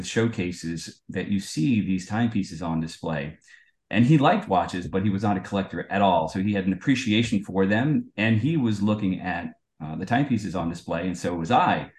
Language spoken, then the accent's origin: English; United States; I'm born and raised in the United States